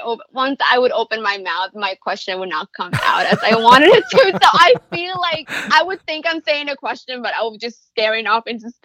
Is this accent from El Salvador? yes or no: yes; El Salvador; I'm from El Salvador.